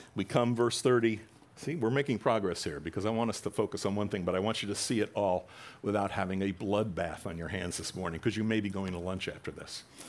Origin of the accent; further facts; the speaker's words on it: New Jersey, United States; I'm from Jersey